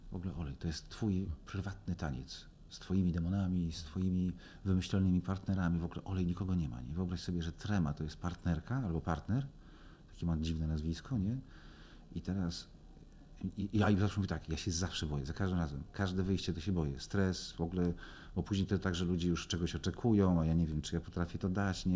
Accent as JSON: {"language": "Polish", "town": "Legnica", "region": "Lower Silesian Voivodeship", "country": "Poland", "tie": "born or raised there", "said": "jestem z Legnicy"}